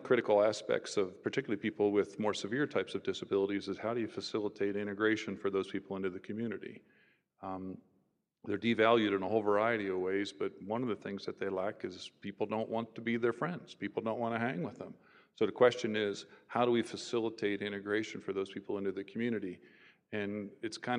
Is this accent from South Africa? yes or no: no; Philadelphia area, New Jersey, United States; moved away as an adult; also born or lived in Illinois / Los Angeles; I'm originally from New Jersey, just the Philadelphia area